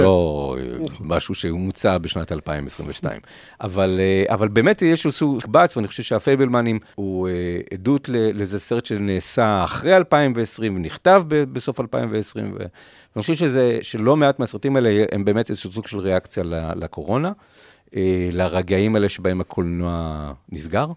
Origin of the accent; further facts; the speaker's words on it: Rishon LeZion, Central District, Israel; אנחנו מראשון